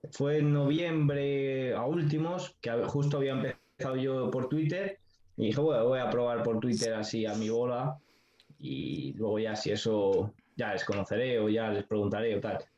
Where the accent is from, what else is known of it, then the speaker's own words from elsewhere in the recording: Segovia, Castile and León, Spain; yo soy un chico de 20 años que soy de Segovia